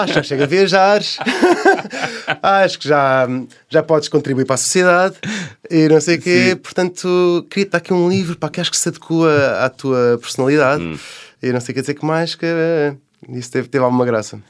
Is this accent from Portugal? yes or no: yes; Portugal; sou de Portugal